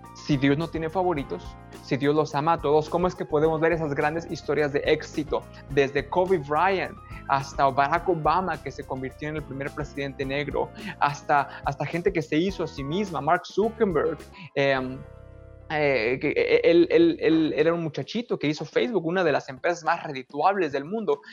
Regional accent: San Juan del Río, Querétaro, Mexico; moved away as an adult; now in United States; Yo soy mexicano, obviamente. Se puede notar que soy mexicano, crecí en México

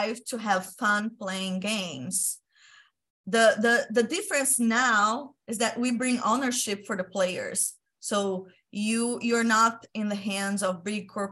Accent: Brazil; I'm from Brazil

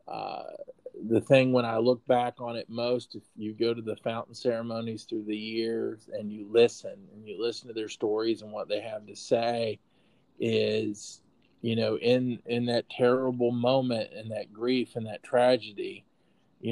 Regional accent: Putnam County, West Virginia, United States; I grew up in Putnam County and did my undergrad work at Marshall

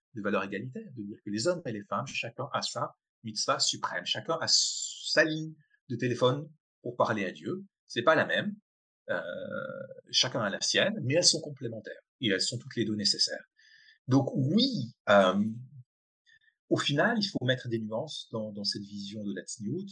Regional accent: Colmar, Grand Est, France; moved away as an adult; also born or lived in Geneva, Switzerland / Israel; J'ai été, grandi une famille traditionnelle alsacienne, euh, Colmar en Alsace

